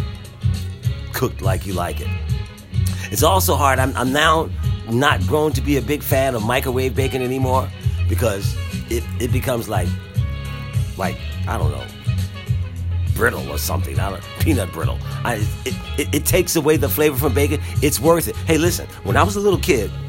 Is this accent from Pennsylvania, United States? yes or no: yes; Philadelphia, Pennsylvania, United States; I grew up in Philadelphia, and I grew up as a part of a large family